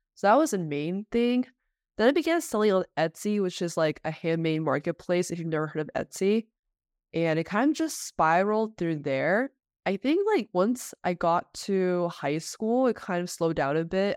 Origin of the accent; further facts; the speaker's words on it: Bay Area, California, United States; I grew up in the Bay Area where I w, did all my schooling there